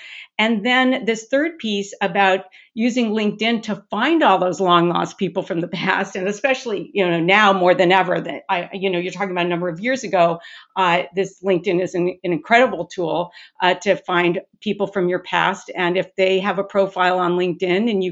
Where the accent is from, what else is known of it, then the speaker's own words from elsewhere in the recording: Long Beach, California, United States; moved away; I'm born and raised in Long Beach, California, and my whole family is still there